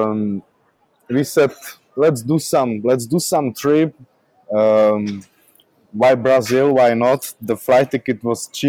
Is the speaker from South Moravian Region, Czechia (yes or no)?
yes; Brno, South Moravian Region, Czechia; English is a second language; here in Brno, my hometown